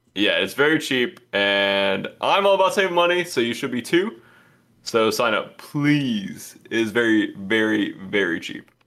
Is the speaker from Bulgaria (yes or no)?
no; Georgia, United States; I'm from Georgia, so they didn't teach us anything.